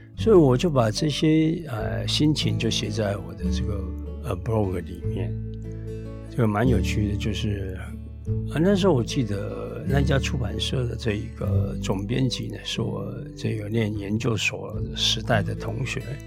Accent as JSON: {"language": "Chinese", "country": "Taiwan", "also_born_or_lived": "Taipei", "lives_now": "Tainan, Taiwan", "said": "我们台湾人"}